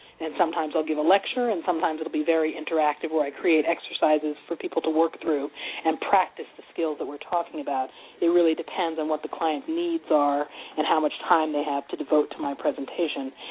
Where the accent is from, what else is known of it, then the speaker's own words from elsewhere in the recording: Montclair, New Jersey, United States; I grew up in Montclair, New Jersey.